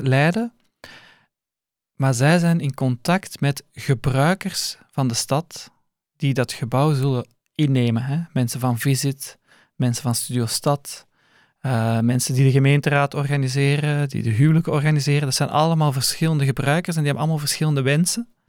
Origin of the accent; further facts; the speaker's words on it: Leuven, Flanders, Belgium; Voor mij was het ook een ontdekking eigenlijk als Leuvenaar